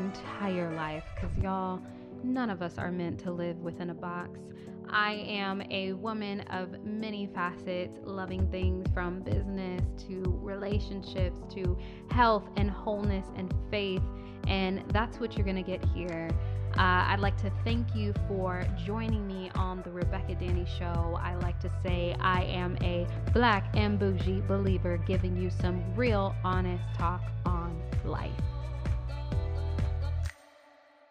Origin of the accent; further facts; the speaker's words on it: Southern California, United States; moved away as an adult; now in Redding, United States; I'm from the suburbs. I literally grew up like 40 minutes outside the city